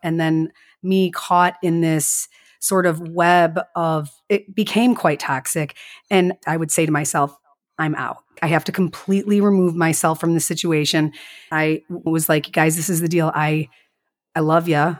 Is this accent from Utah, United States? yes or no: no; Chicago, Illinois, United States; accent: strongest Midwest accent; also born or lived in La Grange Park, Illinois; I was born in Chicago